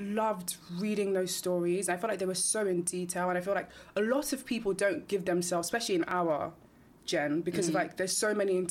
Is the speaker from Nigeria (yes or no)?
yes; Nigeria; I'm Nigerian.